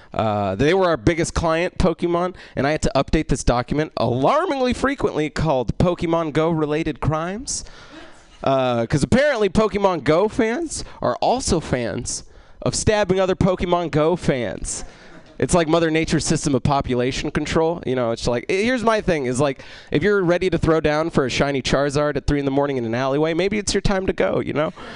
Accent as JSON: {"language": "English", "country": "Egypt", "said": "I'm Egyptian, which means I'm North African"}